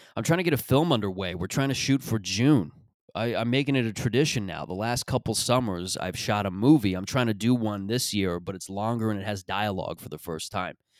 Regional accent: Mississauga, Ontario, Canada; that is Mississauga in a nutshell. That's how I would describe my upbringing in my, my hometown.

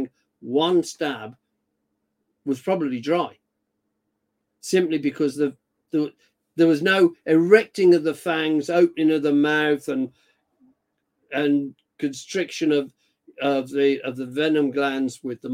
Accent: United Kingdom; I'm British.

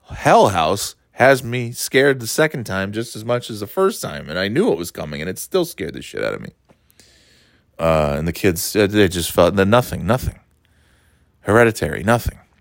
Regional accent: upstate New York, United States; moved away; being from uh, a much quieter place in upstate New York

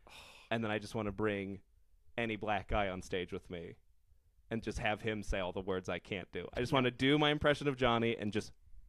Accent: Colorado Springs, Colorado, United States; I'm from Colorado Springs.

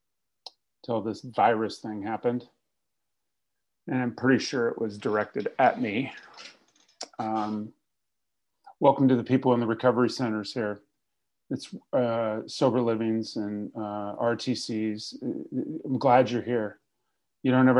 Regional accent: Fresno, California, United States; moved away as an adult; now in Los Angeles, United States; I got sober in Fresno

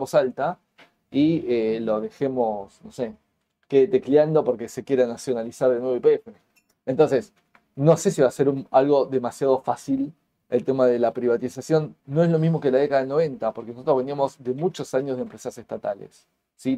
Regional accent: Argentina; como argentinos

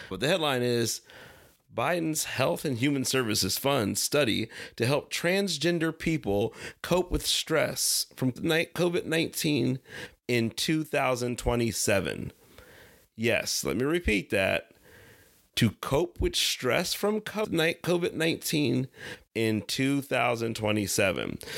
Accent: Ohio, United States; I'm actually from Ohio and probably grew up and lived about forty minutes away from East Palestine

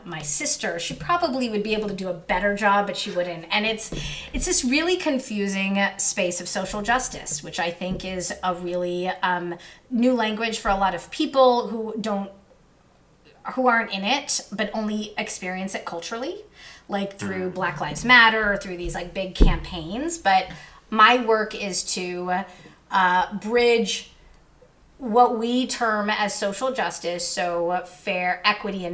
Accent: Southern California, United States; also born or lived in Queens, New York; I ended up living in Southern California for most of my life. So I am a SoCal kid, even though I'm from Queens

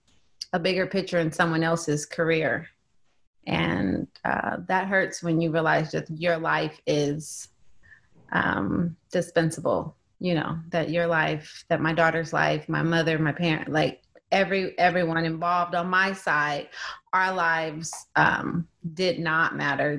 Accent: California, United States; I'm from California. I never left California

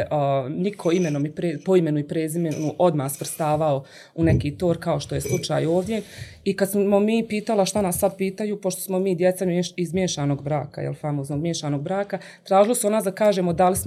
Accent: Livno, Federation of Bosnia and Herzegovina, Bosnia & Herzegovina; also born or lived in Germany; jer se ja vraćam u malu sredinu, to je moj rodni grad Livno

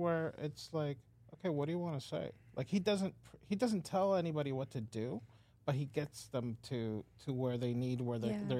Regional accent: Dominican Republic; now in United States; I grew up in Dominican Republic. I always felt a little alien because I was born here. And then I went there at a young age, but I never really felt quite assimilated.

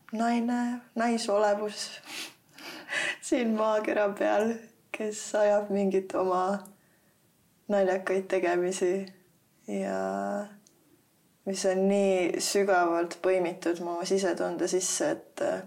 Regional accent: Tallinn, Harju County, Estonia; also born or lived in South Estonia; ma olen kasvanud siin Tallinnas üles

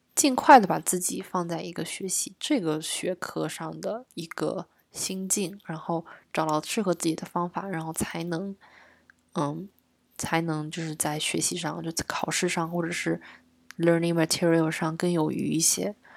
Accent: southern China, China; 我在南方长大的嘛

